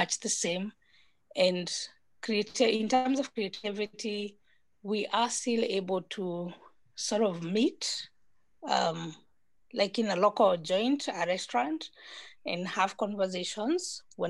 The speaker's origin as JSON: {"language": "English", "town": "Nyeri", "region": "Nyeri County", "country": "Kenya", "tie": "born or raised there", "also_born_or_lived": "Nairobi", "lives_now": "Kilifi, Kenya", "said": "I was born in Nairobi, but I was brought up in Nyeri, which is a typical village"}